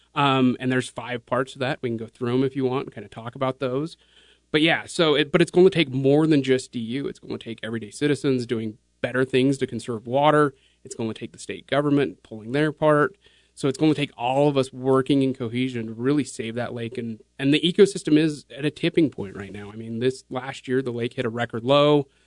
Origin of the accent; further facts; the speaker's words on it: Kaysville, Utah, United States; growing up here, I grew up in Kaysville